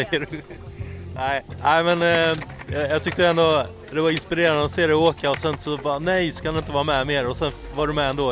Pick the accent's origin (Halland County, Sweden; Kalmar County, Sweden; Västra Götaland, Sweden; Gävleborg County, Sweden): Halland County, Sweden; accent: Halland dialect; min riktiga halländska dialekt